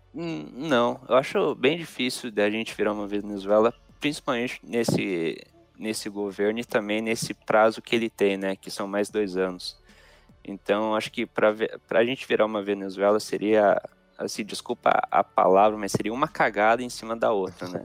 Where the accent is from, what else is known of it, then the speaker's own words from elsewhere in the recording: Brazil; eu, como brasileiro